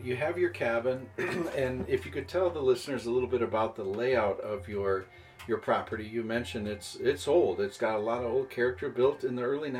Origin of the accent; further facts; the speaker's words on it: Buffalo, New York, United States; moved away as an adult; now in Minneapolis, United States; I grew up in Buffalo, New York